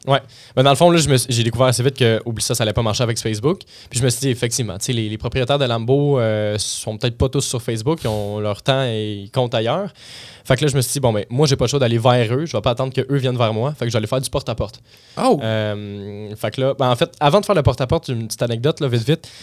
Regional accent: Blainville, Quebec, Canada; je suis de Blainville, la rive nord, euh, de Montréal

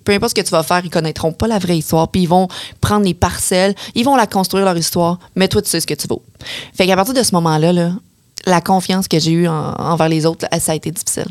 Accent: Beauce, Quebec, Canada; je suis de la Beauce

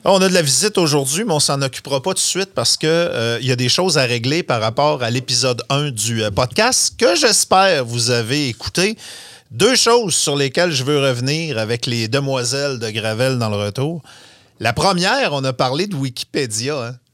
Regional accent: Saguenay, Quebec, Canada; moved away; je viens du Saguenay. La première chose qu'on voulait faire quand on grandissait au Saguenay, c'était d'en sortir

